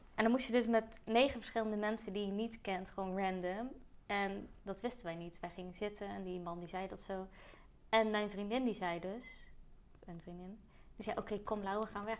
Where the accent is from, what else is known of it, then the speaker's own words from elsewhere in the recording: Zeeland, Netherlands; moved away; Want ik kwam van Zeeland